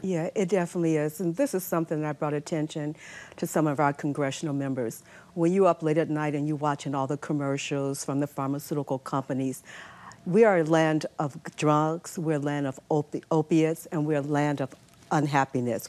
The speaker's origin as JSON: {"language": "English", "town": "Chicago", "region": "Illinois", "country": "United States", "also_born_or_lived": "New York City", "moved": "yes", "said": "I'm from Chicago."}